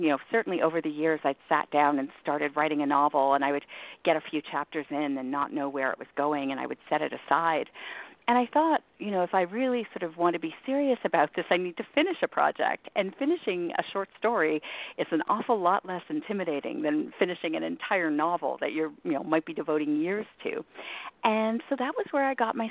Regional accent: Toronto, Ontario, Canada; I grew up in Toronto

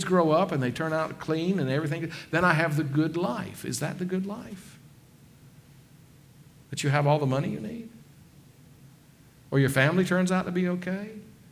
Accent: the South, United States; I grew up in the South

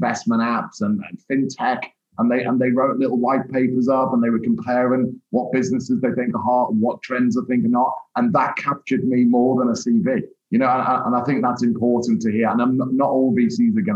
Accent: Liverpool, North West England, United Kingdom; moved away as an adult; also born or lived in London; I trained up in Merseyside, where I grew up in the Northwest

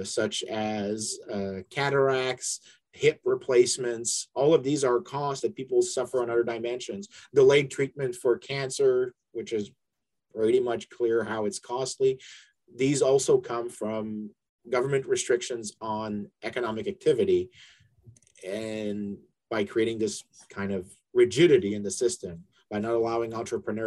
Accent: Canada; also born or lived in London; now in United States; I'm originally from Canada

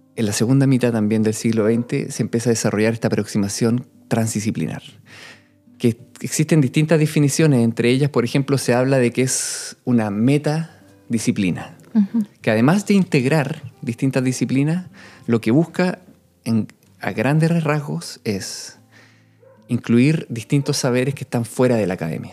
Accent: Chile; cuando yo volví el año 2015 a Chile

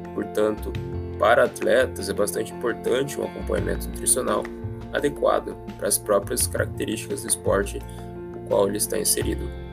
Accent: Joinville, Santa Catarina, Brazil; eu sou de Joinville, Santa Catarina

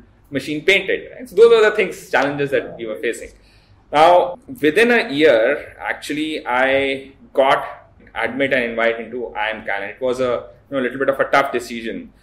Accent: Lucknow, Uttar Pradesh, India; I was born and brought up in Lucknow.

